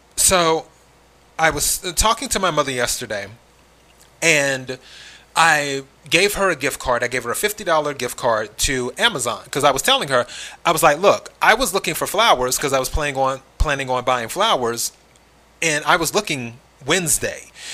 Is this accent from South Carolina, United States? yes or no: yes; South Carolina, United States; moved away; I'm originally from the South, South Carolina to be exact.